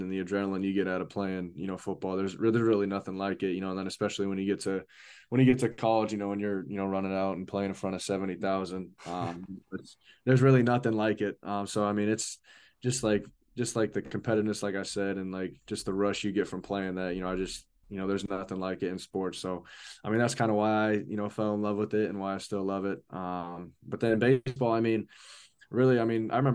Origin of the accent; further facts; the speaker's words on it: Ankeny, Iowa, United States; I'm from Ankeny, Iowa. Pretty much like right north of Des Moines, the capital. So, I mean, I've been in Iowa my whole life.